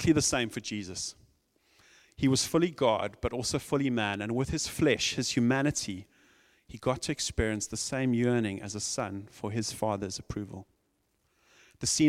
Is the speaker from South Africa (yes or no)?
yes; South Africa; I'm from South Africa